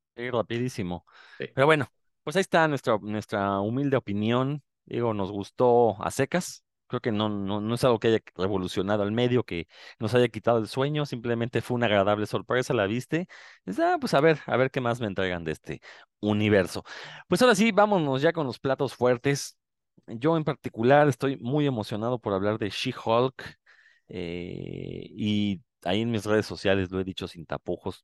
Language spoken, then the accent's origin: Spanish; Mexico; uno como mexicano